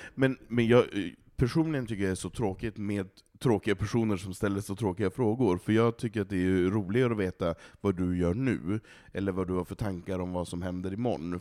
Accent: Malå, Västerbotten County, Sweden; moved away; i Malå, i samhället där jag kommer ifrån

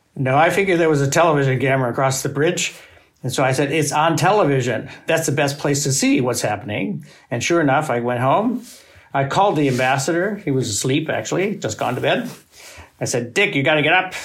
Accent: United States; As an American

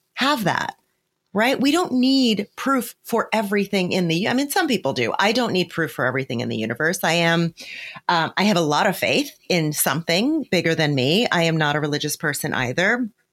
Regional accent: New Jersey, United States; I grew up in poverty in New Jersey, not fancy New Jersey where I live today, where we live today, but in, you know, in a different area of New Jersey.

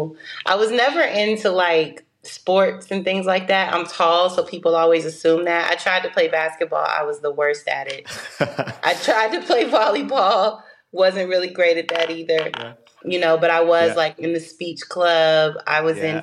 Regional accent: Phoenix, Arizona, United States; moved away as an adult; also born or lived in Arlington, Virginia; I was born in Arlington, Virginia. We lived in the DMV until I was 10. And then we moved to Phoenix, Arizona

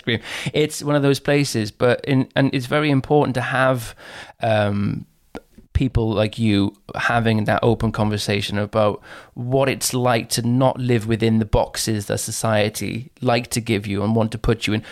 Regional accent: Caerphilly, Wales, United Kingdom; I come from Caerphilly in South Wales

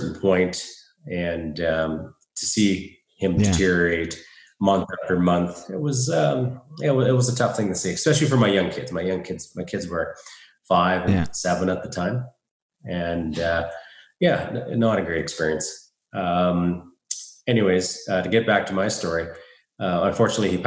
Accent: Saskatoon, Saskatchewan, Canada; moved away as an adult; now in Calgary, Canada; I'm from Saskatoon. I moved to Calgary, Alberta, where I am right now, a little over 3.5 years ago

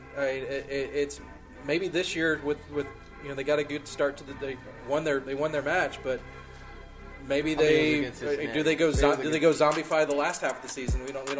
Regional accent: Central Texas, United States; now in Atlanta, United States; I grew up in Texas.

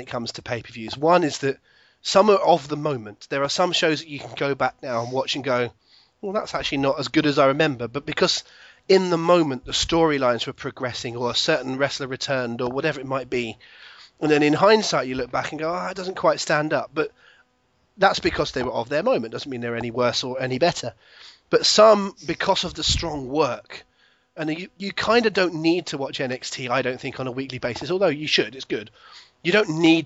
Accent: Plymouth, South West England, United Kingdom; born or raised there

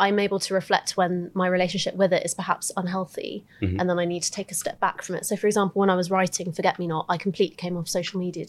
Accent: Lympstone, South West England, United Kingdom; born or raised there; also born or lived in Augusta, Georgia, United States

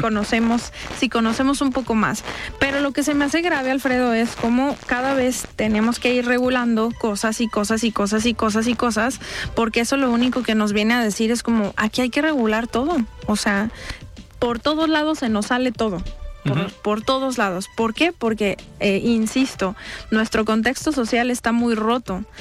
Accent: State of Mexico, Mexico; now in Zapopan, Mexico; personas migrantes que, que son de migración interna como yo, que, que nací en el Estado de México

